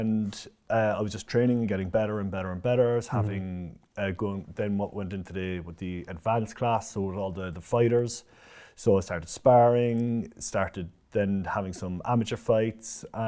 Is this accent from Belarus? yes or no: no; Cork, Munster, Ireland; So I'm Irish, so I'm from Cork, right in the city. So we moved around a lot, but I was always from the city of Cork.